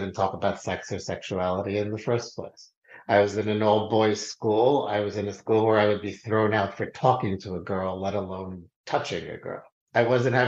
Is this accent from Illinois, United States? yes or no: no; New York City, New York, United States; I grew up in Queens, New York